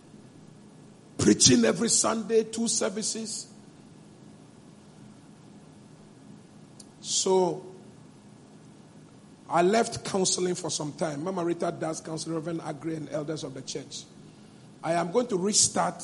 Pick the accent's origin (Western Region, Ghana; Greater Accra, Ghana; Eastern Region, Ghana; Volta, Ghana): Volta, Ghana; Eweland; my hometown, Aigbeland